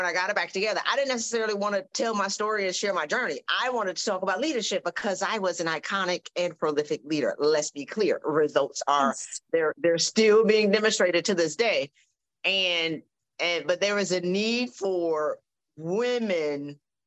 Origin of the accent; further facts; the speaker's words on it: South Carolina, United States; I'm from South Carolina